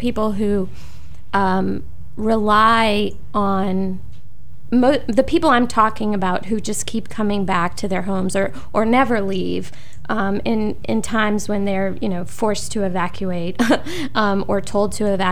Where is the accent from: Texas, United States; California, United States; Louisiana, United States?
Louisiana, United States; New Orleans; now in Kentucky, United States; growing up in New Orleans